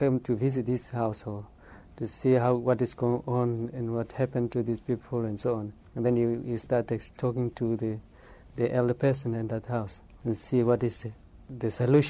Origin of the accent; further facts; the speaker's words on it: Namibia; I'm from Namibia.